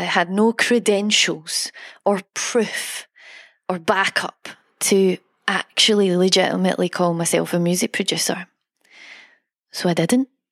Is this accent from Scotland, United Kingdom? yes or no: yes; Scotland, United Kingdom; I'm Scottish